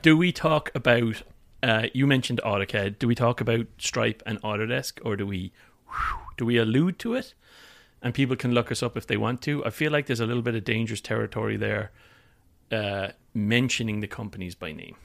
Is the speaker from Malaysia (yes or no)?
no; Limerick, Munster, Ireland; moved away as an adult; also born or lived in London, United Kingdom; now in California, United States; I moved four hundred miles from Limerick to London